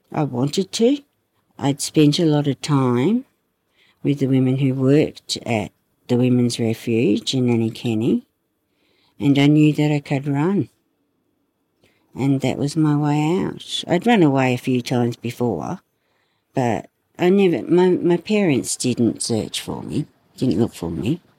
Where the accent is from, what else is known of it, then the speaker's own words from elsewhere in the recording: Hobart, Tasmania, Australia; also born or lived in Sydney, Australia; We came down here in 67. Me, mum, dad, and my big brother.